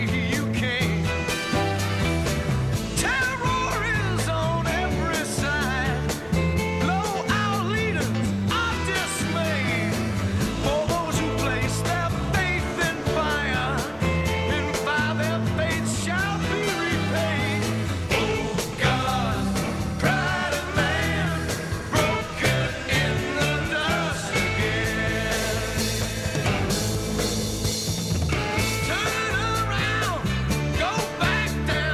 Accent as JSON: {"language": "English", "region": "California", "country": "United States", "tie": "born or raised there", "said": "when I grew up in California"}